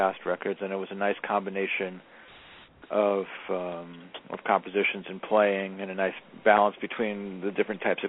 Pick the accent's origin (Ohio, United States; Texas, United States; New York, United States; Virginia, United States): New York, United States; New York City; I grew up in Jackson Heights, Queens